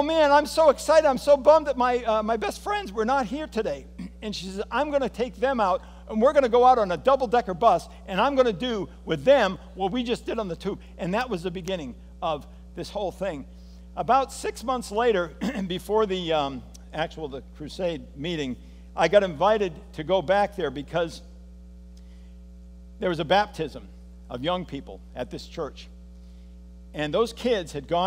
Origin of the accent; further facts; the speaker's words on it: United States; as an American